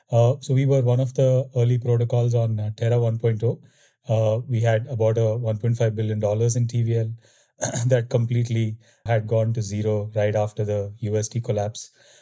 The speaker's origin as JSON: {"language": "English", "town": "Bangalore", "region": "Karnataka", "country": "India", "said": "Yeah, I'm originally from Bangalore, India."}